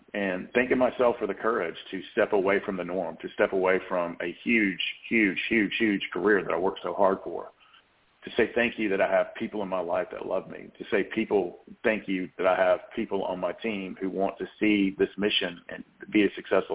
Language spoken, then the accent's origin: English; the South, United States; accent: Southern; my Southern accent